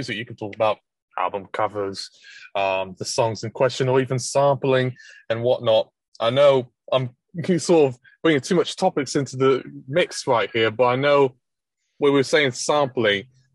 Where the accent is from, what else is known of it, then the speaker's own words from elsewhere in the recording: Essex and Hertfordshire, East of England, United Kingdom; I grew up in Essex and Hertfordshire